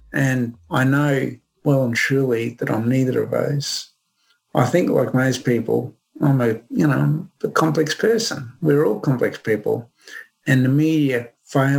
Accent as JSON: {"language": "English", "town": "Brisbane", "region": "Queensland", "country": "Australia", "tie": "born or raised there"}